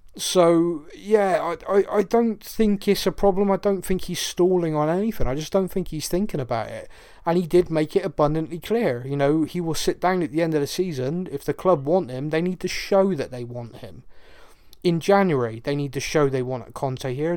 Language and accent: English; Bristol, South West England, United Kingdom; I'm from Bristol